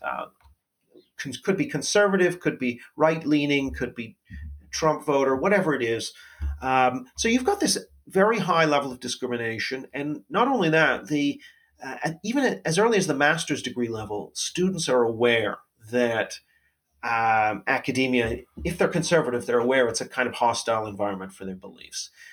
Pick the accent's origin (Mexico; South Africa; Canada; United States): Canada; as a Canadian